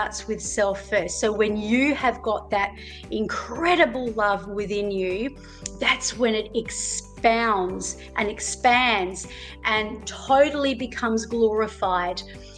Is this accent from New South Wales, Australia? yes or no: no; Melbourne, Victoria, Australia; moved away; I was born over there. I was born in Melbourne